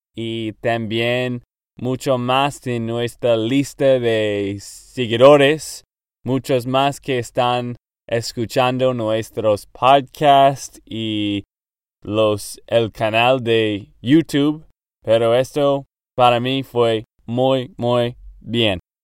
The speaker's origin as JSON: {"language": "Spanish", "region": "Texas", "country": "United States", "second_language": "Spanish", "moved": "as an adult", "lives_now": "Nashville, United States", "said": "de Texas, Estados Unidos"}